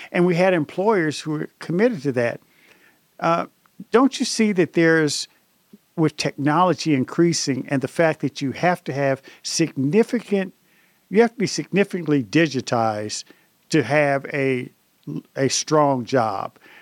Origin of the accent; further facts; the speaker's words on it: Indianapolis, Indiana, United States; I grew up in Indianapolis